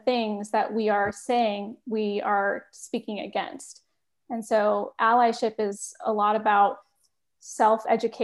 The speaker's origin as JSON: {"language": "English", "area": "Bay Area", "region": "California", "country": "United States", "also_born_or_lived": "Massachusetts", "said": "I'm originally from the Bay Area"}